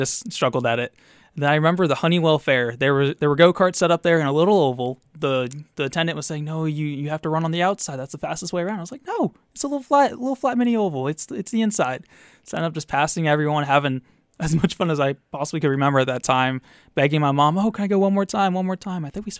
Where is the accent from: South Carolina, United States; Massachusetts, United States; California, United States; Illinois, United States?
Massachusetts, United States; Wellesley; Wellesley, Massachusetts.